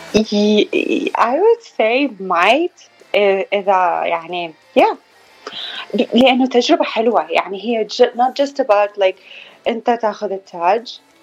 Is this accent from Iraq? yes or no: yes; Baghdad, Baghdad Governorate, Iraq; also born or lived in Florida, United States; now in Phoenix, United States; من العراق من بغداد